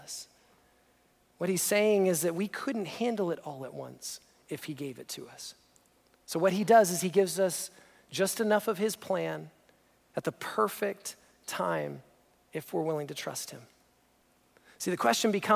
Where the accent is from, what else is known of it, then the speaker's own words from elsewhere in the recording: just outside of Toronto, Ontario, Canada; we grew up just outside of Toronto